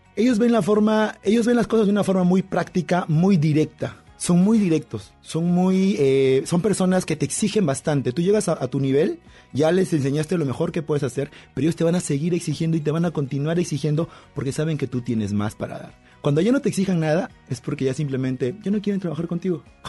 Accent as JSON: {"language": "Spanish", "country": "Peru", "said": "Yo soy peruano"}